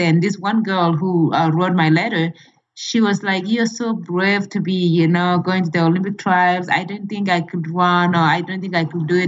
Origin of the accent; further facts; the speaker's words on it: Kenya; moved away as an adult; now in United States; my home country, Kenya